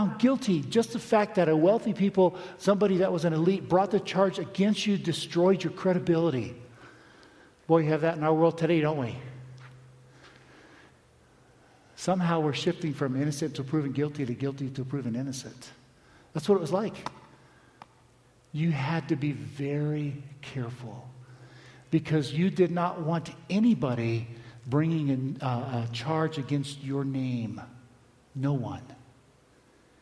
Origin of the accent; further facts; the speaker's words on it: Palm Beach, Florida, United States; I grew up in Palm Beach on the beach